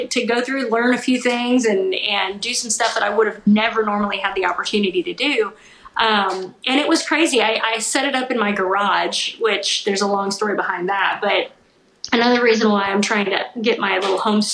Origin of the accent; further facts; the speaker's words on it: Missouri, United States; I grew up in Missouri